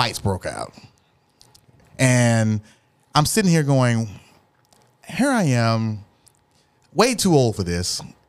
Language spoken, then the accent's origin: English; Dallas, Texas, United States; I'm from Oak Cliff